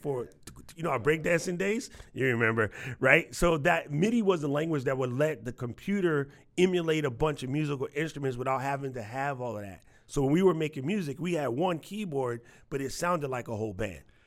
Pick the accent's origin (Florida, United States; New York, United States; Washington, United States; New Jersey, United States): New York, United States; moved away as an adult; also born or lived in Waianae, Hawaii; now in Hawaii, United States; I'm from New York